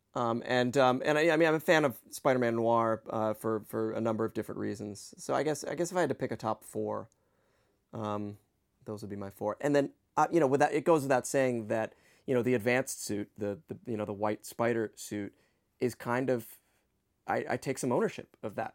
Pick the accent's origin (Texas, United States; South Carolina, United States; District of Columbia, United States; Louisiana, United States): District of Columbia, United States; Washington; I grew up in Washington, D C